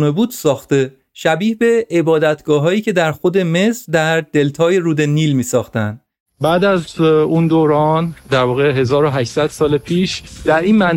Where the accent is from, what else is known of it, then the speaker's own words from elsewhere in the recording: Iran; یونانی ها از من پرسیدن که اهل کجا هستی و من گفتم ایرانی هستم